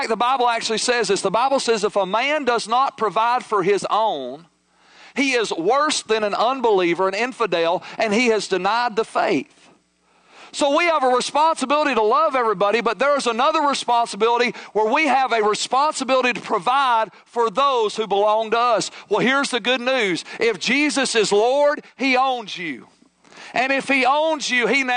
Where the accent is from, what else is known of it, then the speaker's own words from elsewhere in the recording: United States; as American modern day Christians